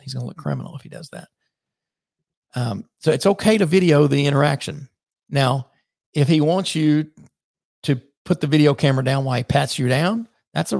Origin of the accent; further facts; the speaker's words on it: the South, United States; I'm from the South